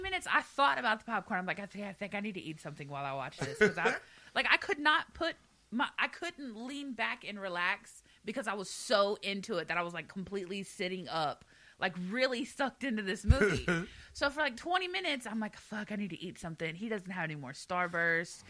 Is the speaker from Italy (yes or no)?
no; the South, United States; I'm from the South.